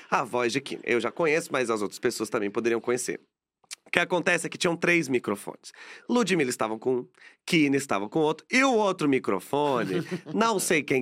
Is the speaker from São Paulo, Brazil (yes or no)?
yes; São Paulo, Brazil; sou de São Paulo, capital.